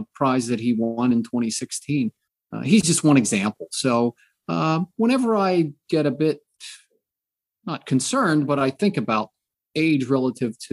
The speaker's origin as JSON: {"language": "English", "country": "United States", "said": "I'm an American"}